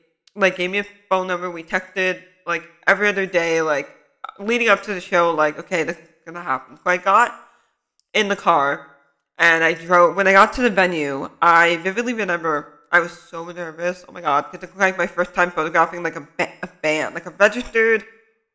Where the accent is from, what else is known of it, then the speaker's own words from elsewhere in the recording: Bay Area, California, United States; I'm from the Bay Area. I'm a student.